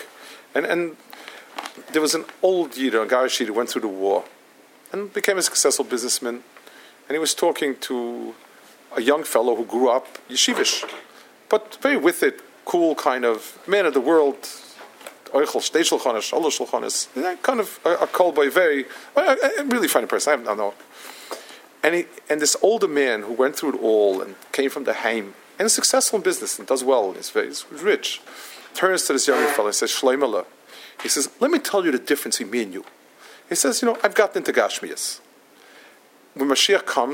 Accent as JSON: {"language": "English", "town": "New York City", "region": "New York", "country": "United States", "also_born_or_lived": "Israel", "said": "I come from Manhattan."}